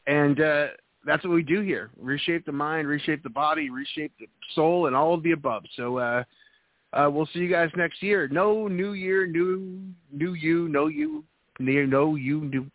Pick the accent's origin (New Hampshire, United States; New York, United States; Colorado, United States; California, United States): New Hampshire, United States; moved away; I'm originally from New England, New Hampshire.